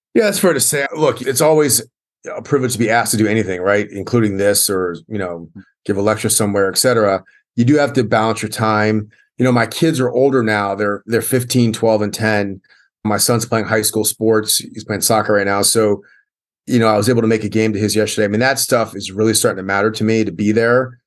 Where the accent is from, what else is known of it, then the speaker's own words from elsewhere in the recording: Columbia, Maryland, United States; I grew up in Columbia, Maryland, which is a great place to grow up